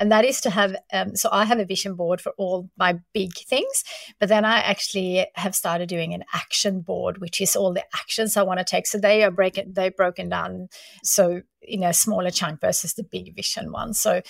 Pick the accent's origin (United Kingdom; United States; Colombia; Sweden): Sweden; now in Australia; I remember when I moved from Sweden to Australia, you know, we're not making a lot of money back then.